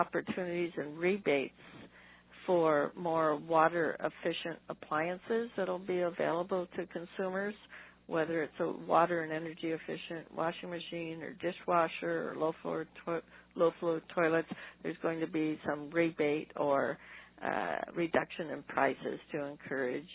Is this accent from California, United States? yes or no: yes; Los Angeles, California, United States; I grew up in the San Fernando Valley